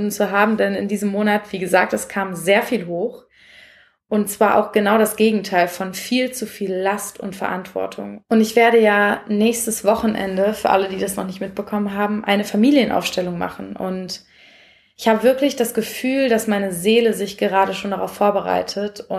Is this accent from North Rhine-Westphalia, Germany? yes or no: yes; Essen, North Rhine-Westphalia, Germany; da bin ich nämlich nach Essen gefahren, wo ich aufgewachsen bin